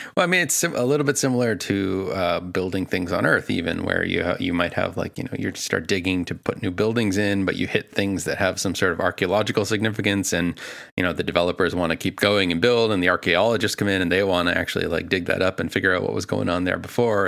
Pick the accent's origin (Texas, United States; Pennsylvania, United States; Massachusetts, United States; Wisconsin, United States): Massachusetts, United States; Boston; I am from Boston